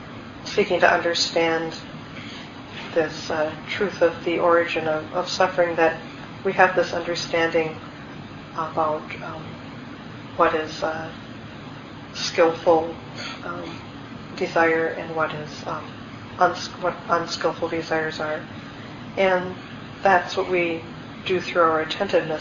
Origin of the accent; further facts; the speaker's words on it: Minnesota, United States; I grew up in Minnesota